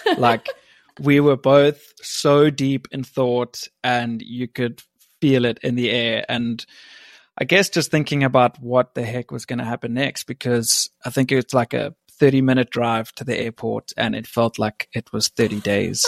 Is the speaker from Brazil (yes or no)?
no; South Africa; moved away as an adult; also born or lived in West Virginia; now in England; I was born in England, grew up in South Africa, and I went to West Virginia on a college soccer scholarship